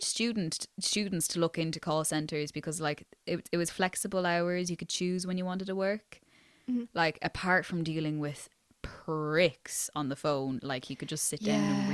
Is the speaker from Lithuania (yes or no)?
no; Ireland; accent: culchie; also born or lived in South Dublin